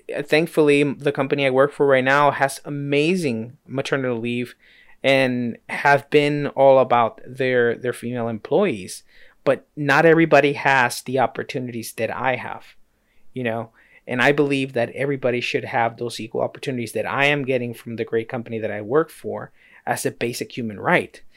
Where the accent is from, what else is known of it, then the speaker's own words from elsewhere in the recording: United States; I was born here in the States